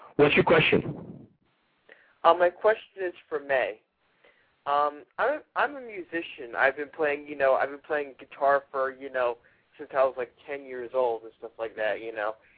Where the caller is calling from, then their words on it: Nevada, United States; I'm calling from Nevada.